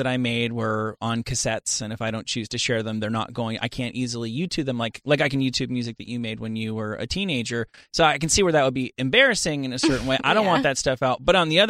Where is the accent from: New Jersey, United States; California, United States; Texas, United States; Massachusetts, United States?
New Jersey, United States; I grew up in New Jersey